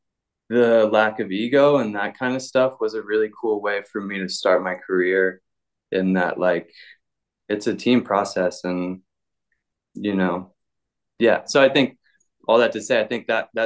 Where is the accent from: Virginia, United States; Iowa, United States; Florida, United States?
Virginia, United States; Virginia Beach; moved away as an adult; also born or lived in Outer Banks, North Carolina / Portugal; I'm originally from like Virginia Beach outside there. My dad was in the military and he settled down there